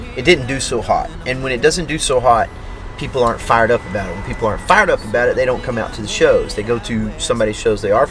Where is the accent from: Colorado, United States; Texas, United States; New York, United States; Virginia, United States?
Texas, United States; Maypearl; I grew up in Maypearl, Texas, and it's a really, really, really small town